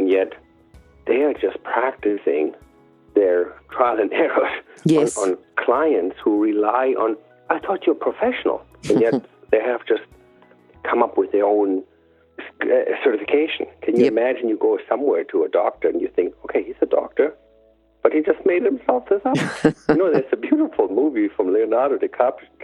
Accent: Germany; moved away; I grew up in Germany

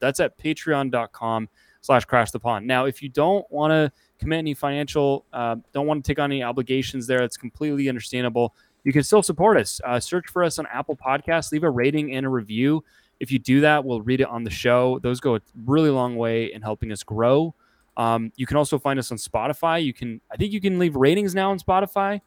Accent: Canada; moved away; I am Canadian, and I don't live in Canada

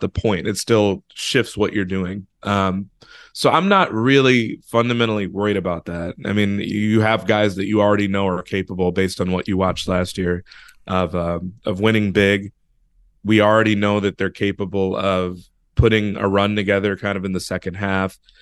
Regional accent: Chicago, Illinois, United States; I'm from Chicago

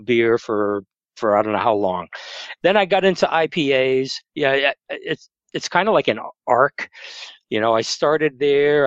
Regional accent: Massachusetts, United States; moved away as an adult; now in Maryland, United States; I'm originally from Massachusetts

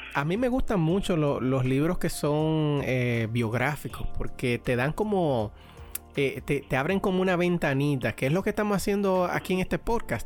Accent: Dominican Republic; now in Pennsylvania, United States; como buen dominicano

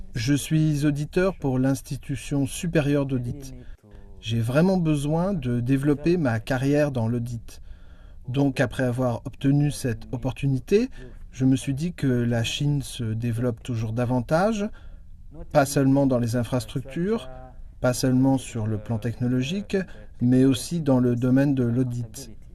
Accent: Rwanda; moved away as an adult; now in Nanjing, China; Je viens du Rwanda

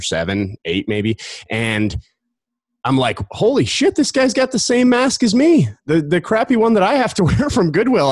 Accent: Colorado Springs, Colorado, United States; I grew up in Colorado Springs, right outside Denver

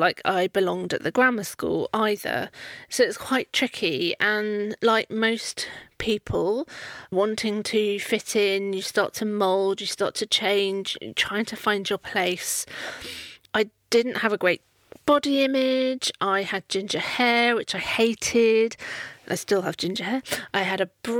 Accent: Poole, South West England, United Kingdom; I grew up in Poole in Dorset

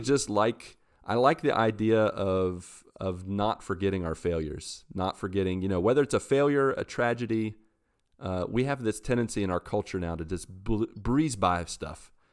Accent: West Virginia, United States; I'm from West Virginia in the U S

